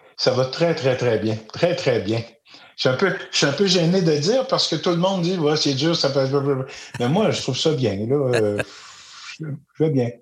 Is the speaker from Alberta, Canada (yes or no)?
no; Magog, Quebec, Canada; je suis un, petit gars du bas de la ville à Magog